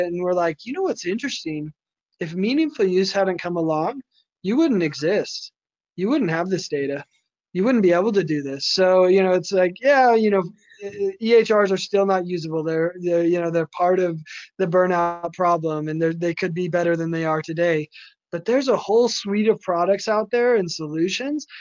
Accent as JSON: {"language": "English", "town": "Las Vegas", "region": "Nevada", "country": "United States", "tie": "born or raised there", "said": "my hometown in Vegas"}